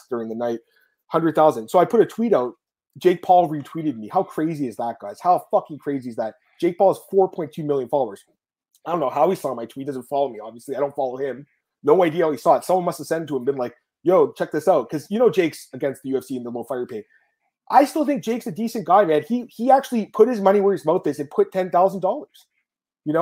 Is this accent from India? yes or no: no; Canada; I'm a Canadian